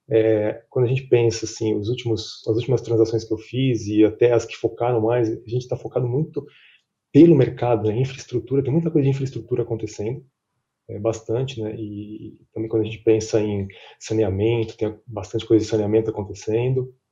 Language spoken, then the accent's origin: Portuguese; São Paulo, Brazil; also born or lived in Chicago; sou brasileiro, apesar de ter esse nome gringo, né, sou brasileiro … é, nascido em São Paulo, cresci em São Paulo, fiquei dois anos no escritório da PwC de Chicago